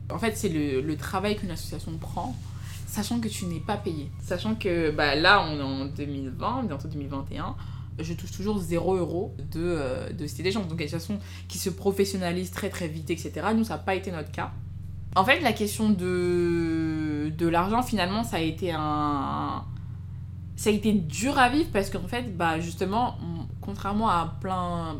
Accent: Clichy-sous-Bois, Île-de-France, France; also born or lived in Fosses; j'ai grandi à Clichy-sous-Bois

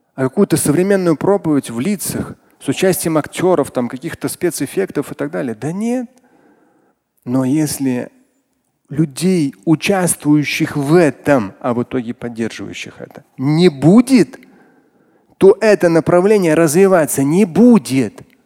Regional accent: Moscow, Russia; как москвич, как мусульманин

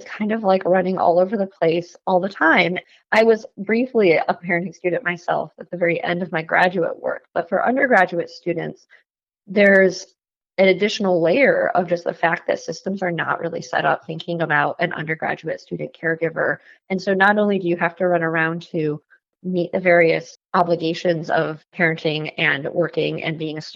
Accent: Ann Arbor, Michigan, United States; now in Washington, D.C., United States; I'm from Ann Arbor, so I'm always excited to come back home. I now live outside of Washington, D.C.

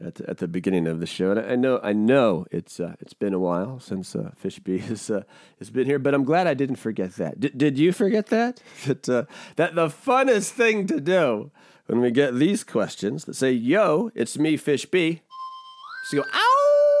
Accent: Washington, United States; also born or lived in Rhode Island, United States / Florida, United States; I grew up balling out in Washington State.

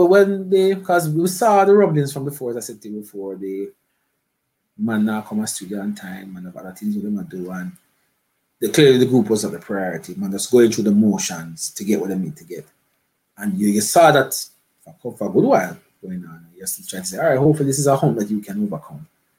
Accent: Jamaica; I'm a artist. I come from Jamaica and I do everything.

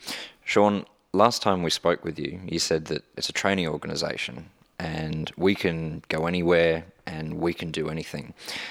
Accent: Australia; Because Australia, we're very different from India.

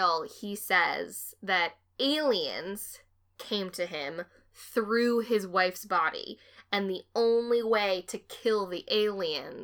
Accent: Framingham, Massachusetts, United States; now in Boston, United States; my hometown of Framingham, Massachusetts

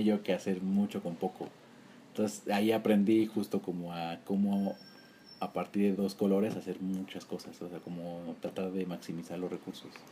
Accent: Durango, Mexico; moved away as an adult; now in Mexico City, Mexico; Yo en Durango estuve como hasta los acabando la universidad, 20

